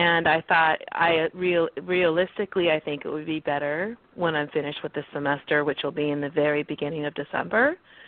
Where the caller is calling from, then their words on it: California, United States; And I'm calling from California this morning.